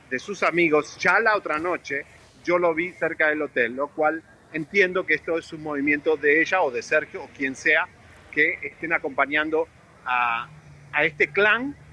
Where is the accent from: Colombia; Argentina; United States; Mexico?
United States; yo soy un periodista norteamericano y puedo hacer lo que quiero en la calle con mi celular